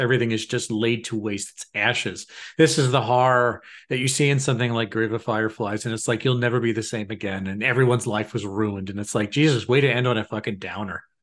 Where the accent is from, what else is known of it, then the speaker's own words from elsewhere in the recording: New York, United States; growing up in New York